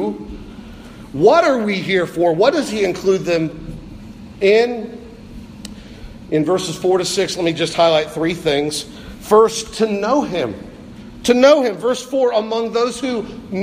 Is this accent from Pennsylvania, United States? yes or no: yes; Pennsylvania, United States; I was born in Pennsylvania